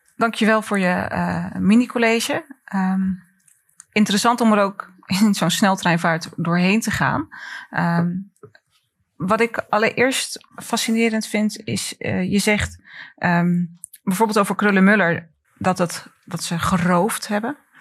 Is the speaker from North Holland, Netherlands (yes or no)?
no; Rotterdam, South Holland, Netherlands; we als Rotterdammers